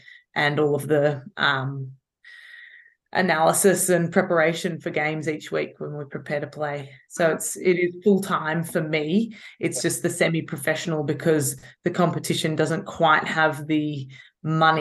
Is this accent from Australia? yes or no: yes; Australia; moved away as an adult; now in England, United Kingdom; I'm from Australia.